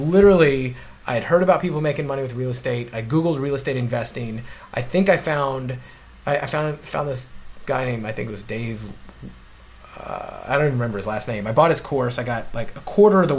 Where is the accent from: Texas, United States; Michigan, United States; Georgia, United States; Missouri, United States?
Missouri, United States; St. Louis; moved away as an adult; also born or lived in Illinois / Orlando; I grew up in St. Louis, went to college in Illinois